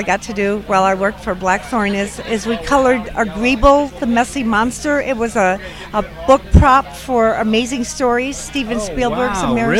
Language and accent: English; Germany; now in San Diego, United States; Well, I'm originally from Germany, but I do live in San Diego now.